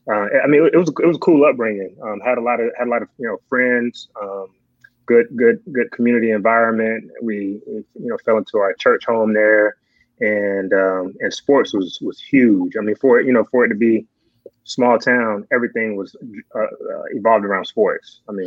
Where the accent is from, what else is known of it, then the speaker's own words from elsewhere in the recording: Fort Benning, Georgia, United States; also born or lived in Germany / Michigan / Kentucky; So my first 9 years of life, I was born in Fort Benning. We moved to Germany, Michigan, Kentucky. Wow. And then we moved to Georgia when I was nine.